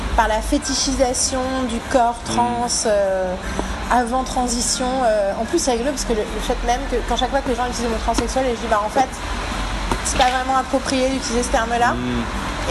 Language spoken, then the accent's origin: French; Paris, Île-de-France, France; je suis une parisienne blanche